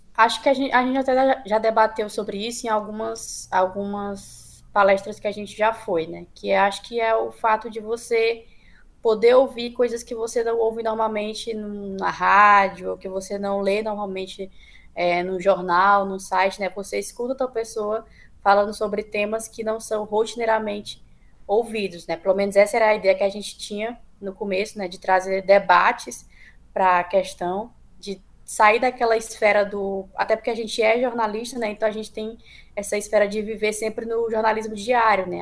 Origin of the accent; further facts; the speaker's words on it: Northeast Region, Brazil; enquanto nordestinos